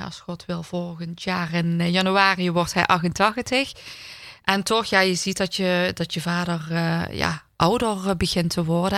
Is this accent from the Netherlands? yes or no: yes; Heerlen, Limburg, Netherlands; ik ben gewoon in Heerlen geboren en getogen